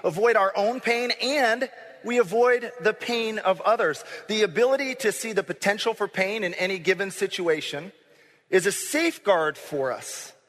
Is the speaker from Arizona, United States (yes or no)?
no; Grand Rapids, Michigan, United States; moved away as an adult; also born or lived in Kankakee, Illinois / Champaign, Illinois; I grew up in Grand Rapids, Michigan, which is about as much in a bubble as you can get. It was a safe place to grow up.